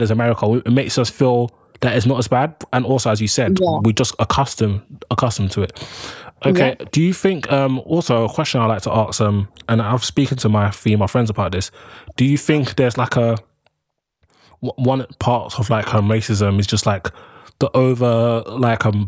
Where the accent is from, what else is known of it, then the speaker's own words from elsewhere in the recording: London, United Kingdom; also born or lived in Birmingham; I'm from London